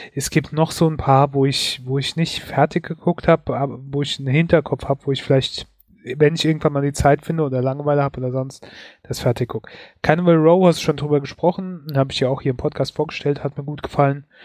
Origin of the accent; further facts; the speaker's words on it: Germany; bei uns in Deutschland